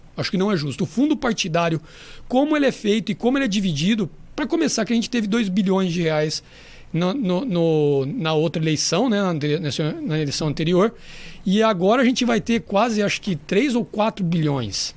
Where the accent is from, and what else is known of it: Mirassol, São Paulo, Brazil; born or raised there; also born or lived in São José do Rio Preto, Brazil / Madrid, Spain